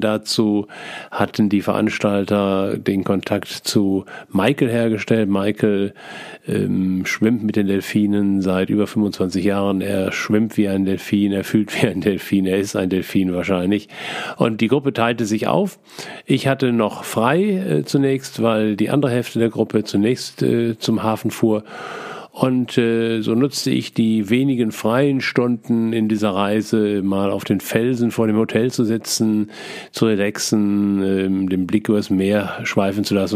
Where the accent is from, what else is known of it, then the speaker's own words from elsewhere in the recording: Essen, North Rhine-Westphalia, Germany; als Essener Kind